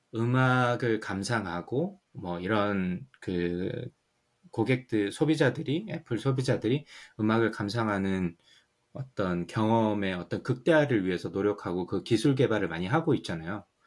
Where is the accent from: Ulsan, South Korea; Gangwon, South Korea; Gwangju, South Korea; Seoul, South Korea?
Ulsan, South Korea; now in United States; 저는 시골 울산이라 가지고 MTV가 없어서